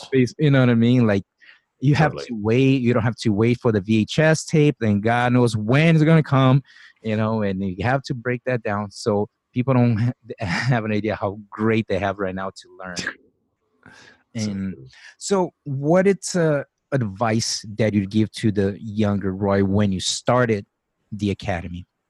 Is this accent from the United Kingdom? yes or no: no; Brazil; moved away as an adult; I grew up in Brazil. I lived 24 years of my life there